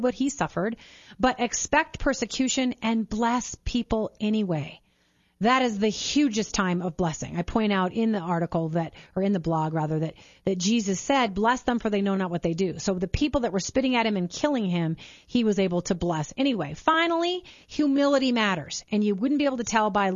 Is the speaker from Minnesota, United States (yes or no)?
yes; St. Peter, Minnesota, United States; St. Peter High School, where we grew up in Minnesota